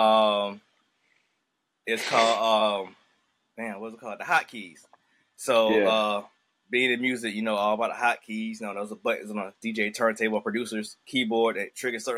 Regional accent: Augusta, Georgia, United States; I'm from Augusta, you know, but I grew up in the black part of town, and my folks moved me to the white side

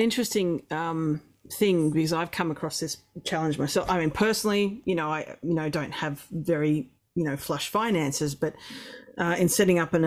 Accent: Melbourne, Victoria, Australia; now in Ross Creek, Australia; I grew up in Melbourne, but my aunt had 400 acres and cattle

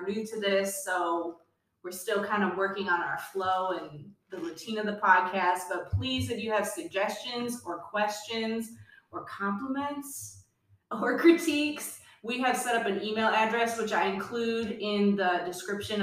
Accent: Northwest Ohio, United States; now in Cleveland, United States; I'm from Northwest Ohio, but I've been here a long time. I'm an Ohioan.

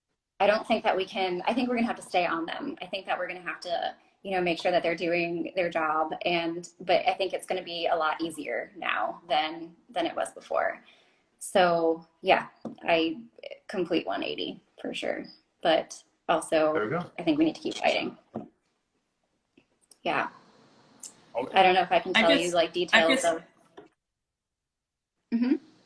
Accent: Florida, United States; I remember like growing up in the Everglades, kind of like, you know, we always went there for like our family vacations.

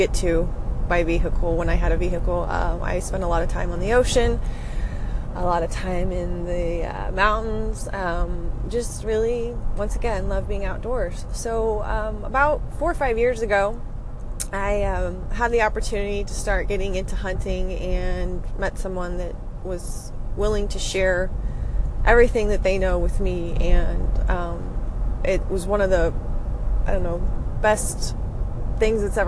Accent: Sacramento Valley, California, United States; I grew up in the Sacramento Valley, California

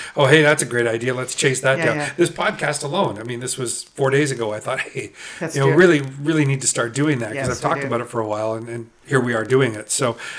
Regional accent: Uxbridge, Ontario, Canada; So growing up in Uxbridge, you know, which of course is 45 minutes from Peterborough. Yeah, it's Canadian winter and Canadian summer, and it's Uxbridge is very typical Canadian.

